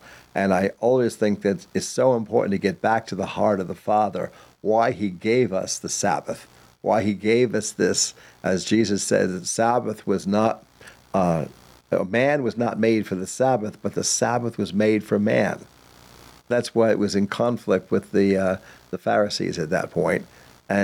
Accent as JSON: {"language": "English", "area": "Long Island", "region": "New York", "country": "United States", "tie": "born or raised there", "said": "I went to several, maybe 8, 10 bar mitzvahs when I was growing up in Long Island."}